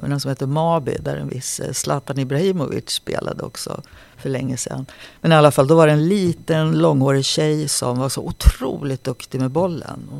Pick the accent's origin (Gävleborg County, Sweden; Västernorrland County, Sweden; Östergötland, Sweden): Västernorrland County, Sweden; Sollefteå; born there; Så jag är född uppe i Sollefteå på en ungdomsvårdsskola som pappa jobbade i.